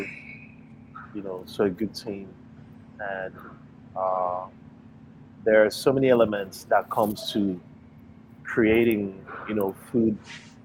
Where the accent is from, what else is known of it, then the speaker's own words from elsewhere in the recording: Nigeria; also born or lived in United States; now in Chicago, United States; where I grew up in Nigeria